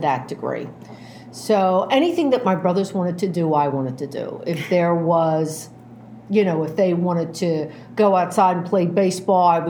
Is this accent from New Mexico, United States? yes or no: no; Philadelphia, Pennsylvania, United States; I'm an Irish Catholic kid, right? I was born in Northeast Philadelphia, and I have four older brothers and myself